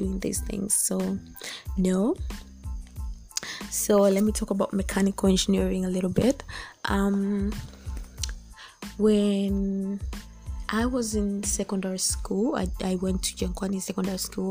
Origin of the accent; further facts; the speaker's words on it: Dar es Salaam, Tanzania; also born or lived in Mbeya; we should just consider schools that we know here in Dar. And also I was really scared of like going out of Dar to study